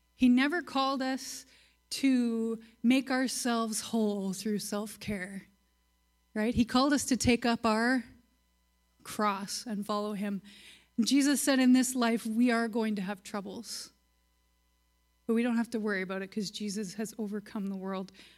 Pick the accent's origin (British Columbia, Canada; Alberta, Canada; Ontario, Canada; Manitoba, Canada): Manitoba, Canada; Virden; I grew up in Verdun, Manitoba